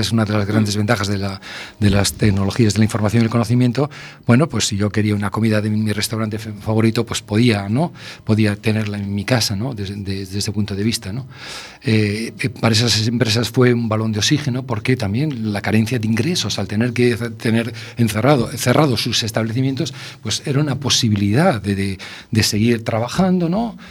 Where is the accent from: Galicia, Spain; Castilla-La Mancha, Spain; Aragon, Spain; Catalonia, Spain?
Galicia, Spain; A Coruña; yo soy un enamorado de La Coruña, lo llevo en, la sangre, ¿no? Yo nací en mi casa, soy de esos niños que nació en su casa